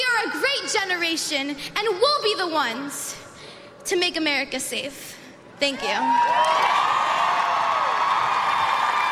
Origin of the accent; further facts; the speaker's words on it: Parkland, Florida, United States; Parkland is my home